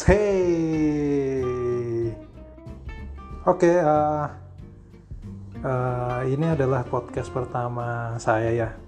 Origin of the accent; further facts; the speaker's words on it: Java, Indonesia; ya panggil uh, Mas aja karena saya orang Jawa.